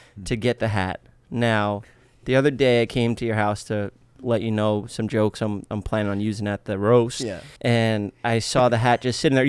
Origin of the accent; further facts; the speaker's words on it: New York City, New York, United States; I'm from Staten Island